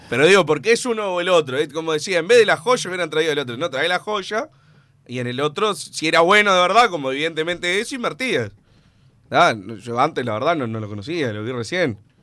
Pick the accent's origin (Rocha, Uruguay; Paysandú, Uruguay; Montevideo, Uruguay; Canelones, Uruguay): Montevideo, Uruguay; soy capitalino orgulloso y, del núcleo de la ciudad.